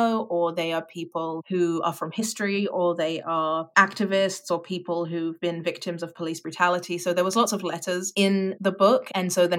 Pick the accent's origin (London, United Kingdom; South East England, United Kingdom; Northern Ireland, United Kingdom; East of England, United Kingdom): London, United Kingdom; moved away as an adult; also born or lived in France / Netherlands; now in Canada; I grew up in Southeast London and lived there until I was 10, and then we moved to France for a year and then came back to London. And so I spent my teenage years in London